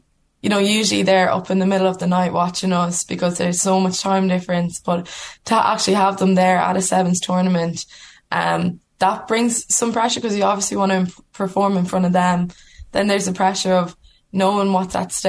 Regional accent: Ireland; we're Irish women playing rugby for Ireland

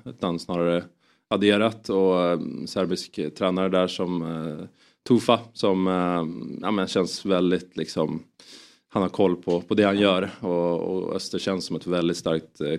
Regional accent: Sundsvall, Västernorrland County, Sweden; jag kommer från Sundsvall

